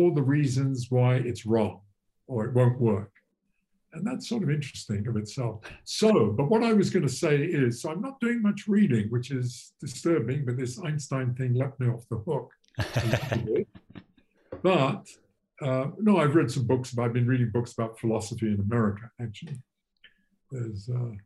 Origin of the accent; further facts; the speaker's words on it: England, United Kingdom; moved away; I'm English originally